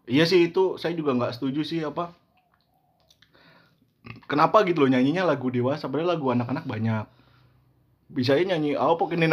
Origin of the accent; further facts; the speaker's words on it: Java, Indonesia; saya sebagai orang Jawa yang sudah tua ini